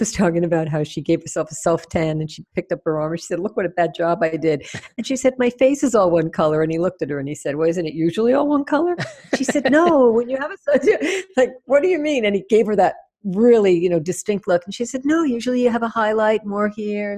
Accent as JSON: {"language": "English", "region": "New York", "country": "United States", "accent": "New York", "moved": "yes", "said": "I'm from New York"}